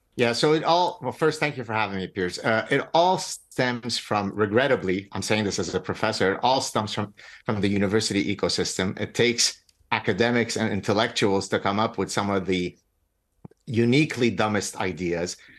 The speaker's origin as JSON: {"language": "English", "country": "Lebanon", "moved": "yes", "said": "I come from Lebanon. I escaped execution in Lebanon."}